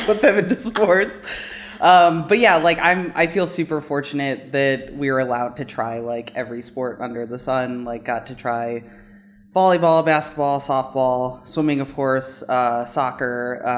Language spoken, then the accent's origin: English; California, United States; born there; also born or lived in Illinois / Maryland; I was born in California, but we about like every 6 years or so ended up moving. So Illinois, Maryland, back to California.